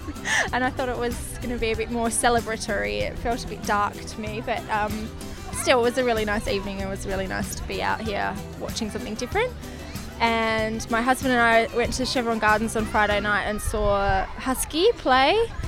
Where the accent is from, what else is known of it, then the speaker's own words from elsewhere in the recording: Perth, Western Australia, Australia; I'm from Perth